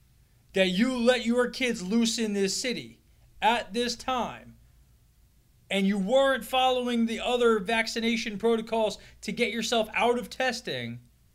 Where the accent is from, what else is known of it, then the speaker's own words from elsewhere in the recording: Northeast, United States; we're from the Northeast